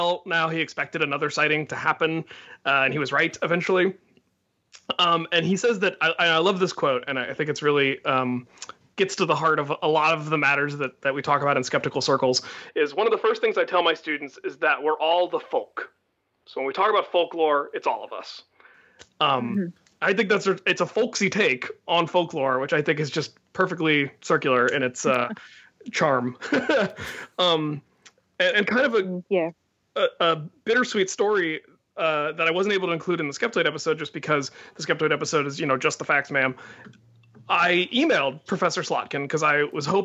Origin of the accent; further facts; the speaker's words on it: Loveland, Ohio, United States; growing up in Loveland